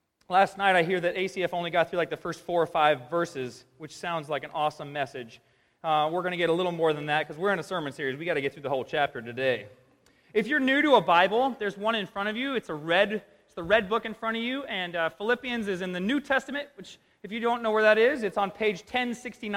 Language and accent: English; United States; I'm an American